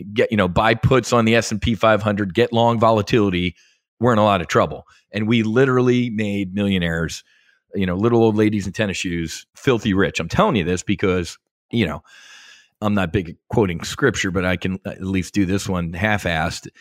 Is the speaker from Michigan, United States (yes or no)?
no; South Philly, New Jersey, United States; also born or lived in Philadelphia, Pennsylvania; I was born, born and raised in South Philly, South Jersey